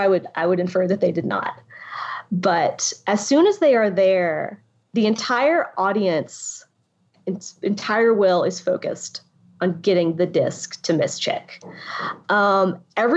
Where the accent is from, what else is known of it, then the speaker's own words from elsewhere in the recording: Appalachia, East Tennessee, United States; I'm from Appalachia, East Tennessee specifically